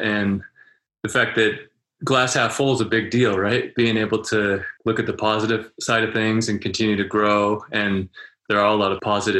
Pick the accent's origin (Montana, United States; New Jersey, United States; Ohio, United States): Montana, United States; I'm from Montana. I feel like we're close to the same latitude.